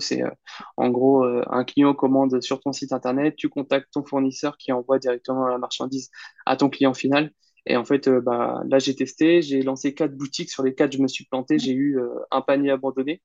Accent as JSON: {"language": "French", "town": "Caen", "region": "Normandy", "country": "France", "tie": "born or raised there", "moved": "as an adult", "lives_now": "Bordeaux, France", "said": "je suis originaire de Normandie, donc en Basse-Normandie à Caen"}